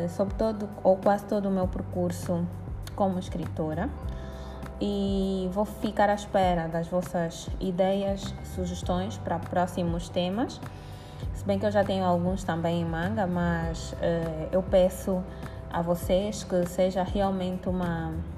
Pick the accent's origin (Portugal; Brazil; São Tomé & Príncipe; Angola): Angola; eu sou angolana e sou escritora